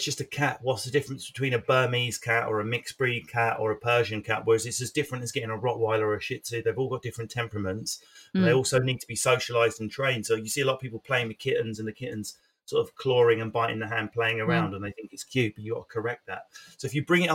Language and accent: English; Essex, East of England, United Kingdom; I'm from Essex.